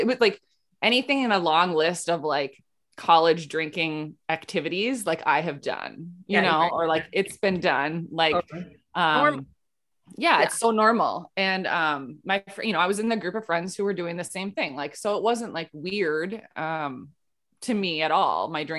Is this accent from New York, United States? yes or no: no; Rochester, Minnesota, United States; yeah, I'm from Minnesota, so I live in Minnesota, Rochester, Minnesota